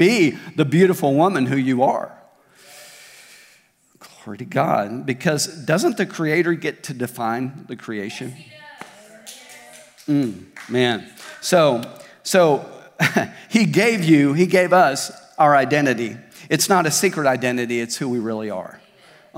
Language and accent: English; Tulsa, Oklahoma, United States; now in Springdale, United States; where I grew up in Tulsa, I grew up at Victory Church in Tulsa most of my life